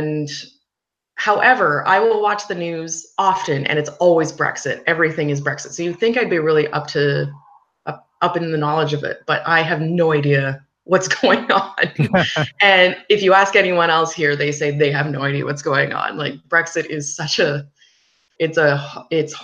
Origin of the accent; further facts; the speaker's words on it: Canada; moved away as an adult; I'm actually from Canada.